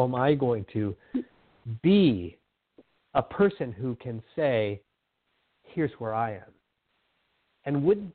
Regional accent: Southern California, United States; now in Whidbey Island, United States; I grew up in Southern California where it's all very homogenous

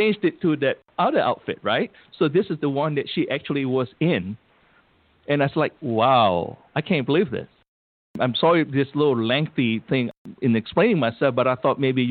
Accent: United States; I'm from the United States

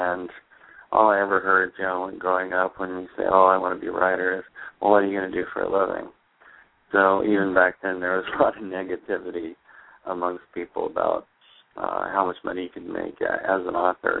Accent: Pismo Beach, California, United States; moved away as an adult; also born or lived in Hawaii; now in Arizona, United States; I grew up on the coast of California. I was born in Pismo Beach

